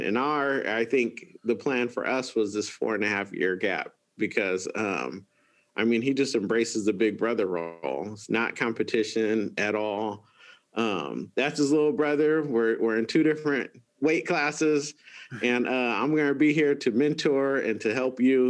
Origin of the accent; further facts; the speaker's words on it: Antelope, California, United States; I grew up in Antelope. So not too far from where we're at now